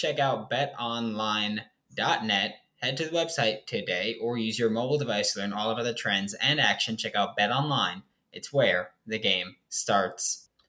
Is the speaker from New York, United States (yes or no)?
yes; New York City, New York, United States; I'm from New York City. We don't have good football players here.